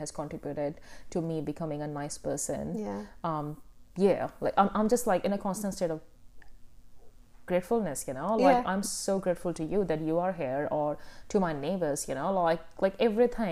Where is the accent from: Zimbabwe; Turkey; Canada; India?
India; moved away; I grew up in India